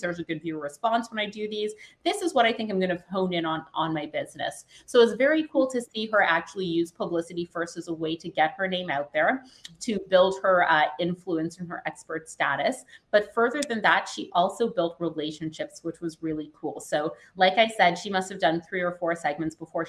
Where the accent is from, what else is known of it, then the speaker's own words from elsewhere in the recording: Canada; I was Canadian, you couldn't hear it yet. I'm from Canada.